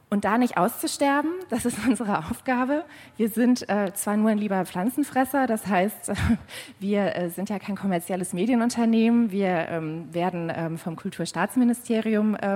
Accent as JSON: {"language": "German", "region": "North Rhine-Westphalia", "country": "Germany", "tie": "born or raised there", "said": "Das heißt, ich komme hier aus der Gegend. Äh, ich bin in der Nähe von Mönchengladbach groß geworden"}